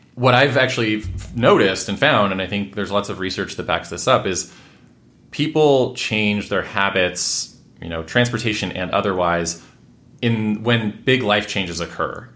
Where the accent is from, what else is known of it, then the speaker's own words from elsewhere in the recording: Washington, United States; also born or lived in Redmond / Bellingham / Everett / Mill Creek; I grew up in Washington State, lived quite a few places there, um, what, Redmond. Bellingham, which is right up at the border with Canada, mm-hmm. Everett, Mill Creek